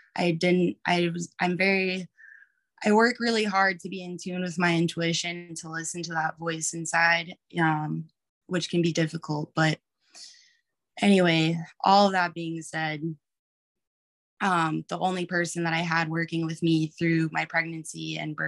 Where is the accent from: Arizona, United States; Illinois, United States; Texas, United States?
Texas, United States; moved away as an adult; also born or lived in Maui, Hawaii; now in Oregon, United States; I grew up in Texas, like hospital birth is what I knew